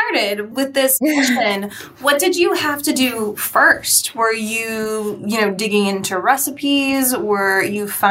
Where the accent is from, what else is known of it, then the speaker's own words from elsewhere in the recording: New England, United States; I'm also from New England